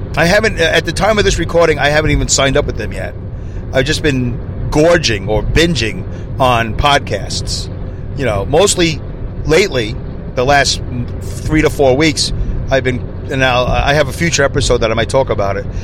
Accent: New York City, New York, United States; now in upstate New York, United States; I'm originally from Brooklyn. Uh, you know, I live in upstate New York now

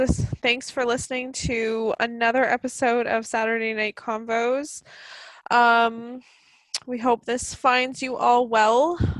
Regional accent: Canada; I'm 100% proud to be Canadian

